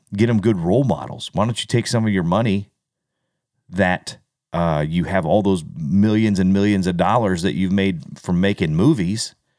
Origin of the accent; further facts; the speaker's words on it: United States; growing up in America, being an American and a proud American